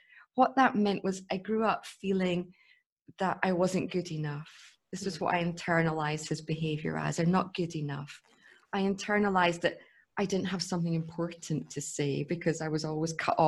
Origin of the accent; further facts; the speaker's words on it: Scotland, United Kingdom; I grew up in Scotland